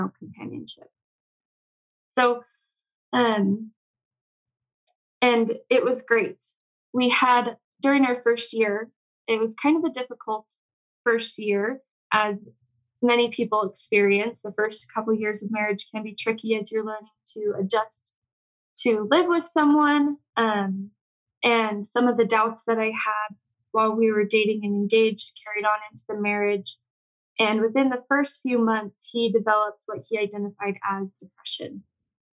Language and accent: English; Cedar Hills, Utah, United States; I was raised in Cedar Hills, Utah